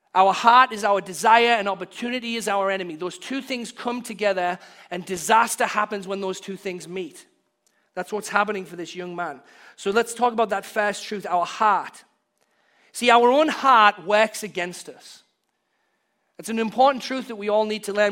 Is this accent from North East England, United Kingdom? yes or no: yes; Hartlepool, North East England, United Kingdom; now in United States; we were downtown in my hometown, Hartlepool